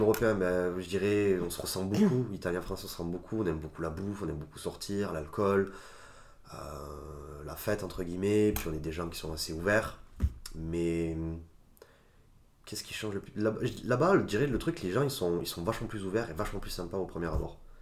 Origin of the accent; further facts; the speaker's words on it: France; also born or lived in Italy; j'ai grandi en France, de parents et d'éducation italienne